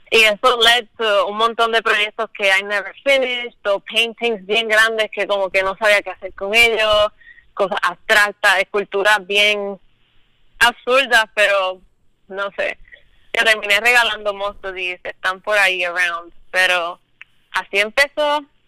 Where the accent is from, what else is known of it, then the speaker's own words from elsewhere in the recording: Luquillo, Puerto Rico; soy de Luquillo